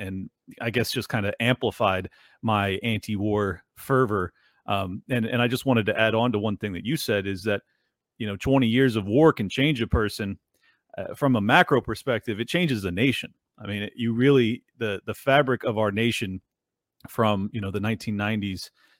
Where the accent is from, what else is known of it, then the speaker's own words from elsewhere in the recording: San Diego, California, United States; I grew up in San Diego